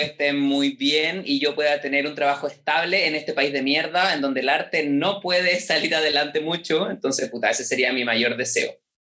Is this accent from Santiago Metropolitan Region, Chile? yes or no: no; Valparaíso, Chile; De la ciudad de Valparadise, acá en la quinta región, en Chile